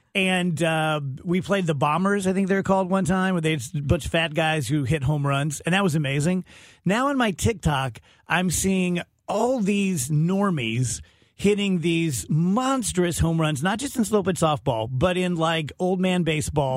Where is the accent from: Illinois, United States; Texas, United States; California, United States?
Illinois, United States; the East Side; also born or lived in St. Louis, Missouri; I grew up over in the East Side. I could be at my house in thirty minutes from here.